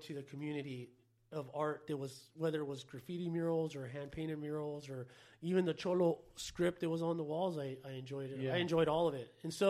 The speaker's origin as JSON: {"language": "English", "town": "Los Angeles", "region": "California", "country": "United States", "tie": "born or raised there", "said": "In L.A. So, we were always around tattoos, always around graffiti, and so that's pretty much how I got into it."}